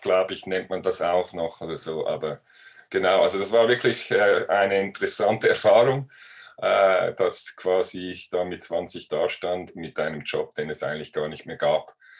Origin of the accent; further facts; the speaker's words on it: Switzerland; als Schweizer